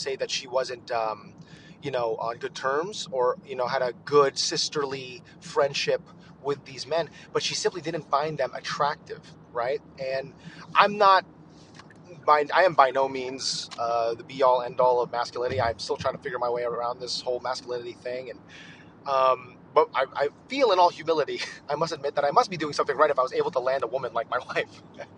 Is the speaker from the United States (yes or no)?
yes; United States; I'm a Filipino American